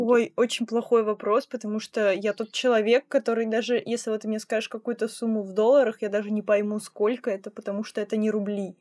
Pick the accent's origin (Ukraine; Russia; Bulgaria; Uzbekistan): Russia; Tomsk, Tomsk Oblast; я из Томска